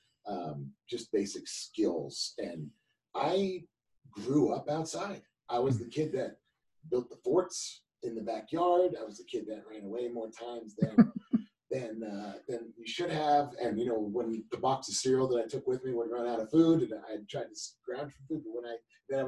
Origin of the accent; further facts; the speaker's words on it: Cherry Hill, New Jersey, United States; moved away; also born or lived in California; I was born in Cherry Hill, New Jersey.